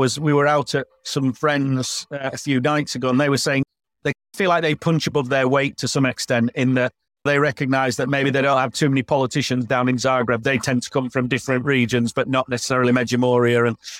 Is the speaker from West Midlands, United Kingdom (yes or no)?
no; Yorkshire and the Humber, United Kingdom; moved away as an adult; now in Croatia; Yorkshiremen like me